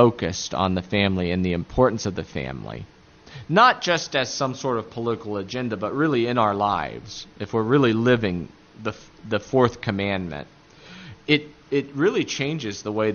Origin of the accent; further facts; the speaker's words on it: Appalachia, United States; accent: Appalachian; my Appalachian accent